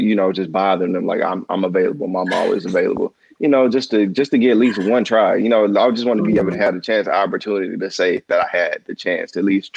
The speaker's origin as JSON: {"language": "English", "town": "Dallas", "region": "Texas", "country": "United States", "also_born_or_lived": "Michigan", "moved": "as an adult", "said": "I'm from Dallas."}